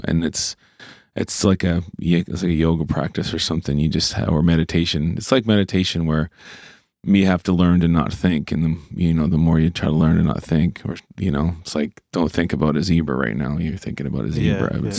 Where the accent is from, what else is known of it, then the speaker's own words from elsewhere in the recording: Cole Harbour, Nova Scotia, Canada; And I'm from Cole Harbour, you know, it was just all hockey dudes